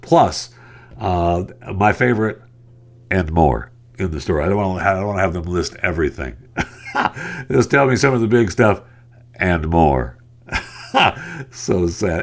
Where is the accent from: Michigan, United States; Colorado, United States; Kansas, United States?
Michigan, United States; Tri-Cities; also born or lived in Tampa, Florida / Philadelphia / Dallas; I'm from Michigan, uh, a little north of Detroit, though, when you, uh, look at the, look at the map. I'm from right here, uh, the Tri-Cities